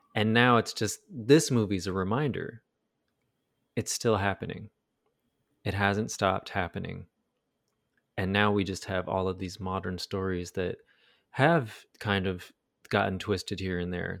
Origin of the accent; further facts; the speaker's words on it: United States; America, our country